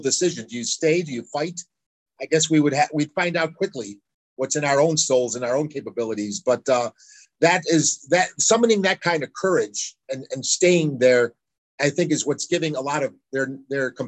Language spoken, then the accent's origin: English; United States; I'm a tourist from America